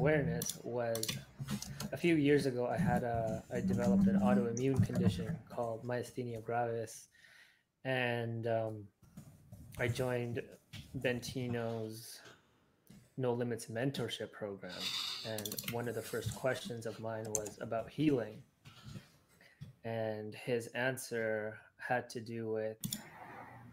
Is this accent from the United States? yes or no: no; Sri Lanka; I'm from Sri Lanka